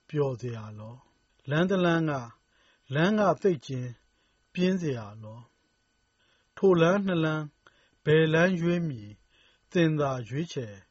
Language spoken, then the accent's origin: Burmese; Myanmar